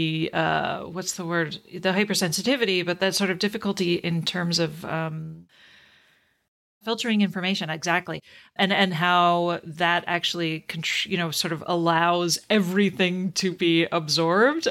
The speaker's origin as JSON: {"language": "English", "country": "Canada", "tie": "born or raised there", "said": "growing up in Canada, I spent probably at least 12 years learning French"}